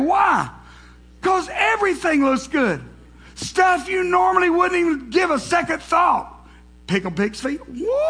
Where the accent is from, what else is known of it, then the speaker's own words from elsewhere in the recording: the South, United States; being from the South, growing up in the South, with brothers